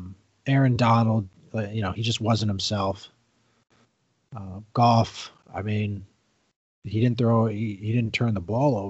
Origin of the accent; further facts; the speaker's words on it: New York, United States; But hey, I mean, as a New Yorker, you got a one of the three New York teams in the championship game here.